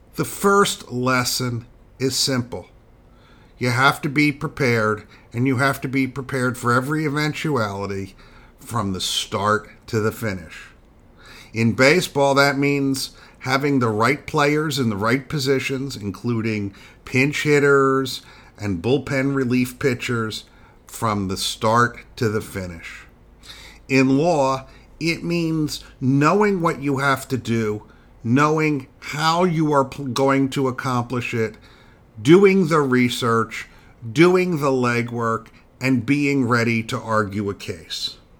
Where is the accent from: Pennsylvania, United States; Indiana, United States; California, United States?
Pennsylvania, United States; Philadelphia; I am a Phillies fan and have always been devoted to my hometown team